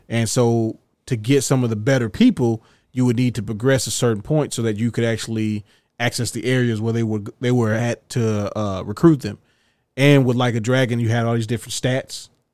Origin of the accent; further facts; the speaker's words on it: United States; I'm an American